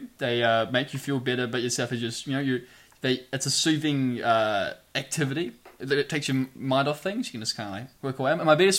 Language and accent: English; Hawera, Taranaki, New Zealand; Harwater's my hometown.